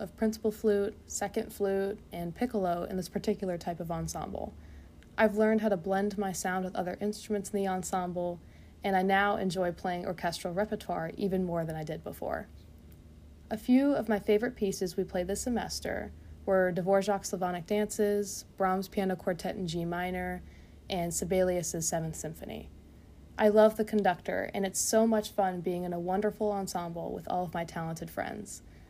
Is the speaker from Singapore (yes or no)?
no; McLean, Virginia, United States; moved away as an adult; now in Ann Arbor, United States; I'm from McLean, Virginia, which is just outside of Washington, D.C.